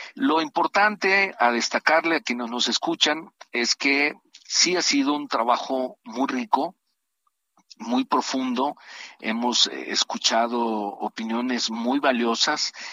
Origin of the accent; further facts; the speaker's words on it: Tabasco, Mexico; mi estado, yo soy tabasqueño